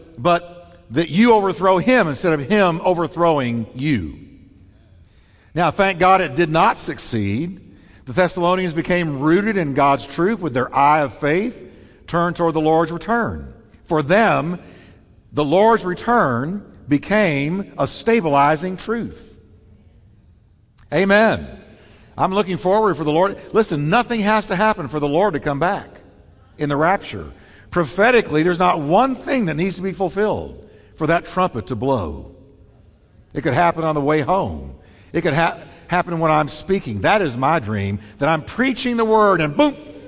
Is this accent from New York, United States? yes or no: yes; New York, United States; moved away; I'm from New York